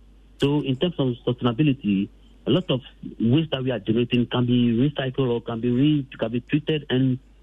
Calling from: Dodowa, Greater Accra, Ghana; I'm calling from Dodoa.

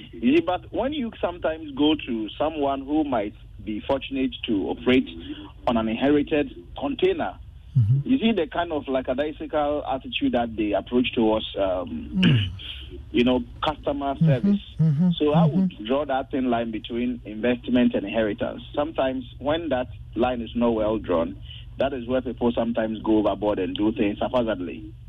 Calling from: Cape Coast, Central Region, Ghana; I'm calling from Cape Coast.

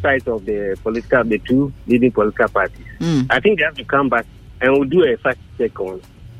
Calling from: Accra, Greater Accra, Ghana; I'm calling from Accra.

